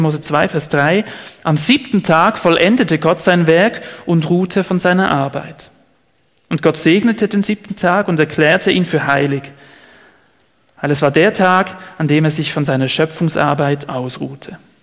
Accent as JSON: {"language": "German", "country": "Switzerland", "said": "hier bei uns in der Schweiz"}